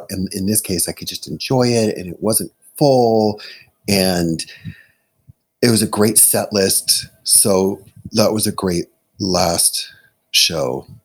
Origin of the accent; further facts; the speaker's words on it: Chicago, Illinois, United States; I'm from Chicago